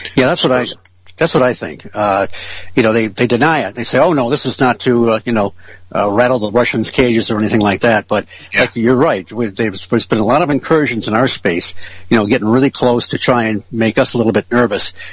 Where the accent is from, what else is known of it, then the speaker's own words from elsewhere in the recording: Ferndale, Michigan, United States; now in Marshall, United States; I grew up in Ferndale and, uh, you know, went to school there